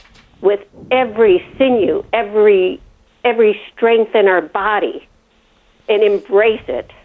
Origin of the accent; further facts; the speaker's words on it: Chicago, Illinois, United States; And growing up in Chicago, I mean, we had Jewish, Italian, Polish, Lithuanian, Greek, Hungarian, and everybody was cohesive with each other.